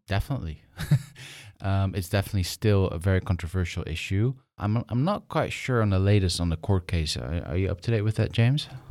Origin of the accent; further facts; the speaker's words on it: Netherlands; I'm from the Netherlands